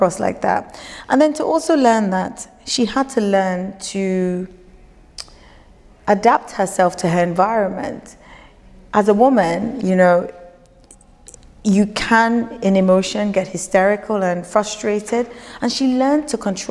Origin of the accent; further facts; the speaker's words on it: Lagos, Nigeria; moved away; also born or lived in United Kingdom; growing up in Lagos, leaving Lagos, practicing, being educated in the UK, practicing, then coming back home